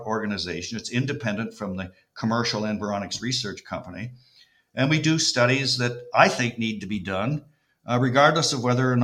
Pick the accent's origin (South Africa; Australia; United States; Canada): Canada; Walkerton, Ontario; also born or lived in Kitchener-Waterloo; I'm a boy from Waterton, Ontario, which is the northwest of Toronto